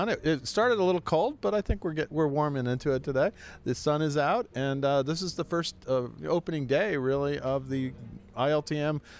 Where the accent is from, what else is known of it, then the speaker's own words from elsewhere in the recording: New York, United States; it's be great to get it back as a New Yorker.